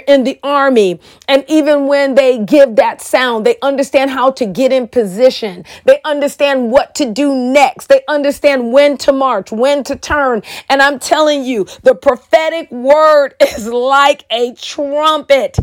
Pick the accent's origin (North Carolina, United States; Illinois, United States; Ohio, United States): Illinois, United States; Chicago; now in Oklahoma, United States; I'm originally from Chicago, and I moved to Oklahoma